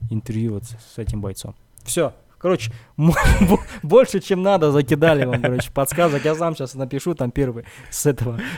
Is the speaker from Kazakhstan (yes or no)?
yes; Kazakhstan; Но могу сказать, что это казах. Я казах.